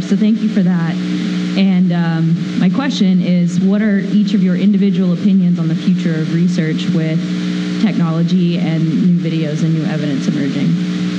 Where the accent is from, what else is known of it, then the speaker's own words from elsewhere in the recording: Texas, United States; I'm originally from Texas